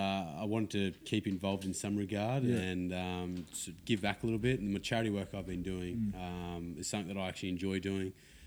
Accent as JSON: {"language": "English", "town": "Parramatta", "region": "New South Wales", "country": "Australia", "tie": "born or raised there", "said": "We grew up in the Parramatta region"}